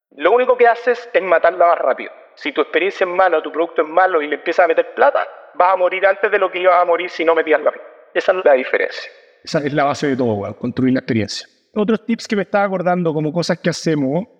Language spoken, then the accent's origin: Spanish; Chile; como decimos en Chile